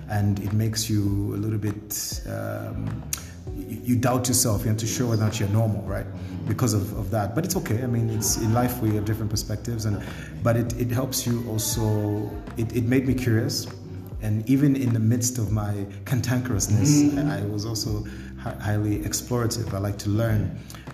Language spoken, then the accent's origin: English; Lusaka, Lusaka Province, Zambia; also born or lived in Ndola, Zambia; I was born here in Lusaka, grew up in Indola during the time when my parents had split, and then, you know, went to Nsansa Primary School up until I was about 10